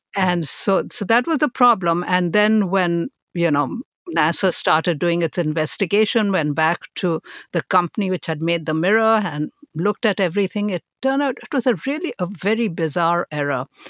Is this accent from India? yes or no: yes; India; moved away; I was born in India and I was raised there